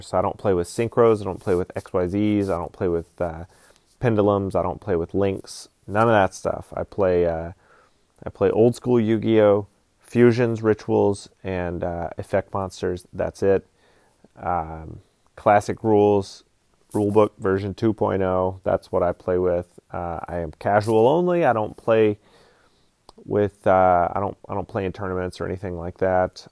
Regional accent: Georgia, United States; now in Alaska, United States; I'm just kind of an American dude. I grew up in Georgia, live in Alaska now.

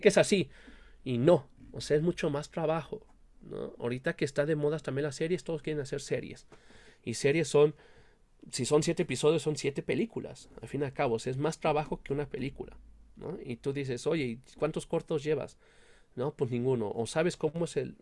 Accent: Mexico; nosotros como mexicanos

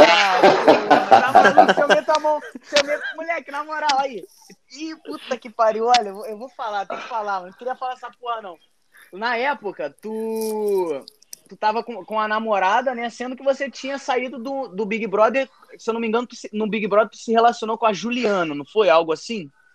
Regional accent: Mesquita, Rio de Janeiro, Brazil; Eu sou de Mesquita, né? Aqui no Rio de Janeiro

